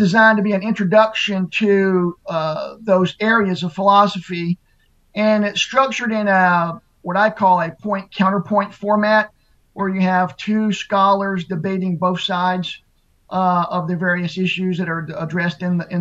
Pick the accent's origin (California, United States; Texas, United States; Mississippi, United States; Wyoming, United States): Mississippi, United States; a Southern Baptist church in my hometown in down in Mississippi